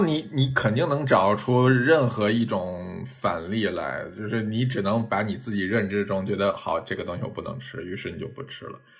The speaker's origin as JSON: {"language": "Chinese", "region": "northern China", "country": "China", "said": "作为北方人，像，像，呃，酱豆腐、虾酱嗯、皮蛋这种，我其实小时候也不喜欢"}